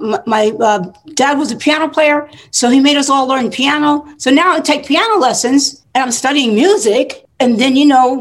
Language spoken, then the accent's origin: English; United States; also born or lived in New York / Newark, New Jersey; I was from New York and Newark, New Jersey.